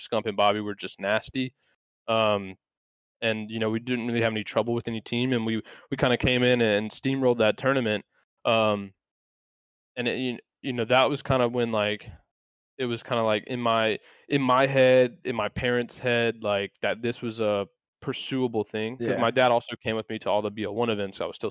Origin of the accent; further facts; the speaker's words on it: North Carolina, United States; I'm from North Carolina, so like I'm like a couple hours from the beach.